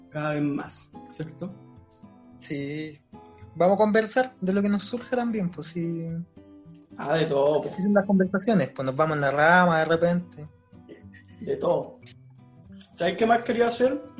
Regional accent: Maipú, Santiago Metropolitan Region, Chile; also born or lived in Quinta Normal; eh, oriundo. No, yo nací en Quinta Normal, pero me crié en Maipú. Soy psicólogo de profesión

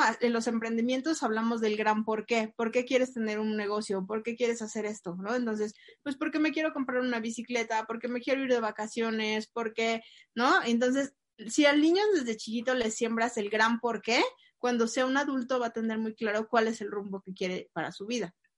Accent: Mexico; tenemos lamentablemente los mexicanos

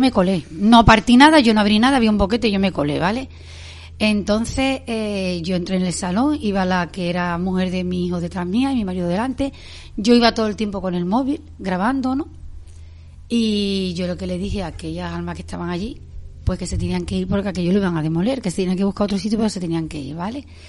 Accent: Spain; Yo me crié en San un barrio humilde del que me siento súper orgullosa.

